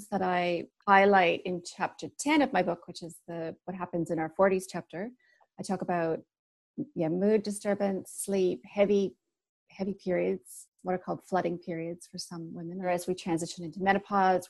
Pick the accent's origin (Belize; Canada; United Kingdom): Canada; also born or lived in Sydney, Australia; now in New Zealand; I'm from Canada, so I'm international